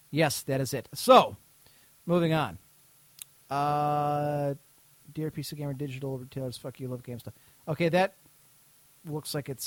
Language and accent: English; United Kingdom; As you know, I am British, and we don't have any.